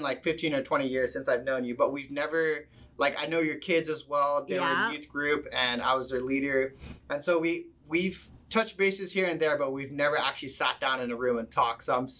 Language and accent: English; Maui, Hawaii, United States; also born or lived in Saipan; I actually moved here in 2000, actually. So I've been here for 21 years. I grew up on Maui. I moved here when I was 9. I moved from the island of Saipan.